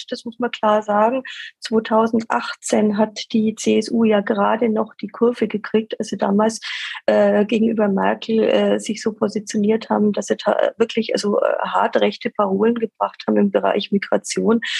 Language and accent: German; Nuremberg, Bavaria, Germany; Und für mich als Nürnbergerin ist die Sache natürlich ganz klar.